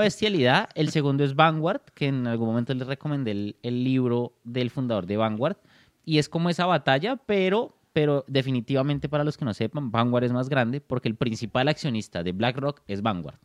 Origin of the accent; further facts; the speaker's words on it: Bogotá, Colombia; Soy de Bogotá, Colombia